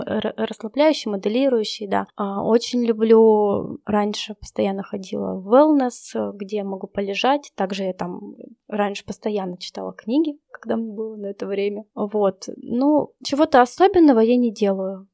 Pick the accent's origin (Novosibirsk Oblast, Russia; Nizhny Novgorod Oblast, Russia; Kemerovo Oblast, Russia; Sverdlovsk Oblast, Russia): Sverdlovsk Oblast, Russia; Yekaterinburg; мой родной город Екатеринбург